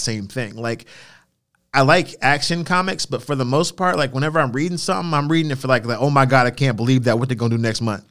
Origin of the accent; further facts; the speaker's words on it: United States; We are American